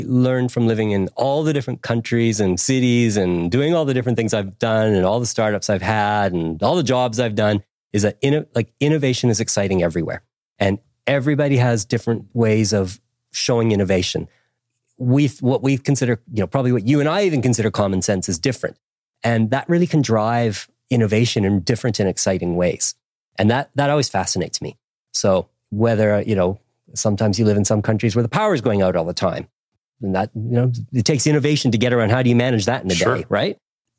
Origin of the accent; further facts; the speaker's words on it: Canada; also born or lived in Nelson, New Zealand; Yeah, Canada. I grew up in Canada, but I lived in different parts of the country, everywhere from Quebec City, where I learned French, to went to university in Ottawa.